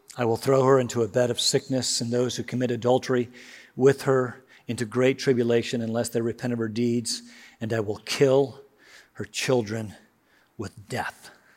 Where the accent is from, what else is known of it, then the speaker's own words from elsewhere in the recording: United States; I love being an American.